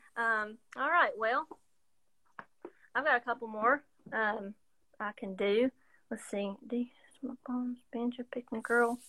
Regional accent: Waynesville, North Carolina, United States; moved away as an adult; now in Johnson City, United States; downtown Waynesville, my hometown

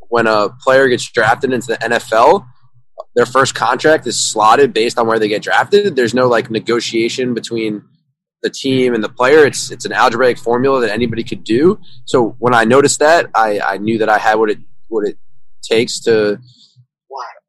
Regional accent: Suffern, New York, United States; I'm from New York, from a kind of small town, 30 minutes upstate New York City, Suffern. I played ice hockey growing up

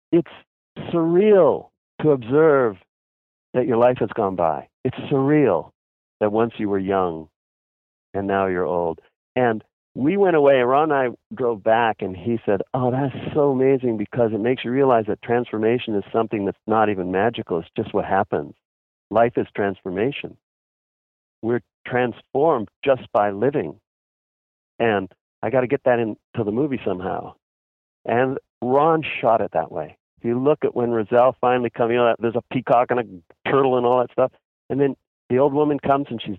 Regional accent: Canada; now in Los Angeles, United States; I was born in Canada

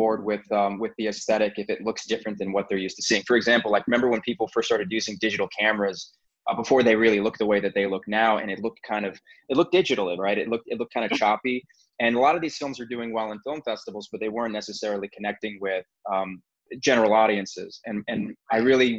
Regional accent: United States; as an American

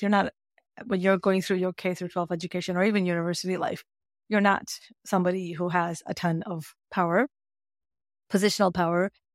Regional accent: Canada; And I grew up in Canada, by the way, so this is Canadian education system.

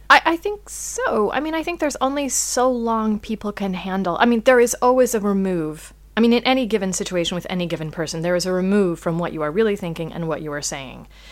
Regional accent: United States; as an American

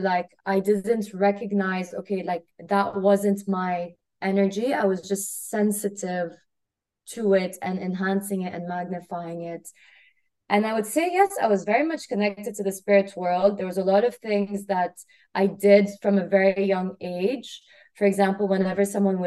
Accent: Kuwait; moved away as an adult; I grew up in Kuwait. I grew up in a very small country, you know, right underneath Iraq, Saudi, on the Arabian Gulf. And I lived there for 18 years.

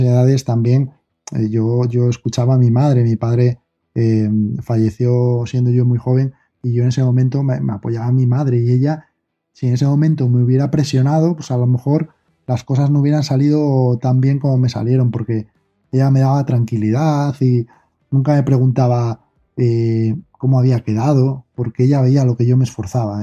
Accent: Asturias, Spain; soy de aquí, pero soy asturiano

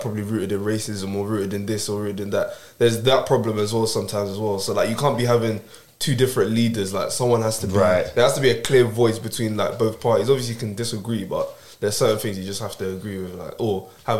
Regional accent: Nigeria; I'm Nigerian.

